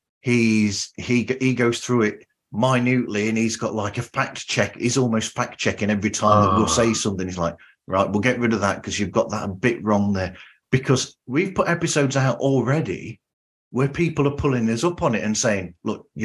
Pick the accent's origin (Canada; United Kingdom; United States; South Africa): United Kingdom; I'm the Brit